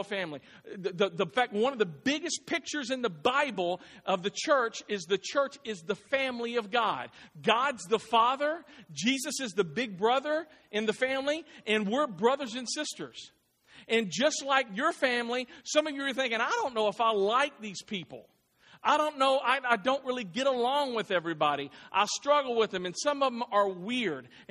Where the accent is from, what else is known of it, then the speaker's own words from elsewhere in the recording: Clarksville, United States; moved away as an adult; I was born here in Clarksville. My parents still live here in Clarksville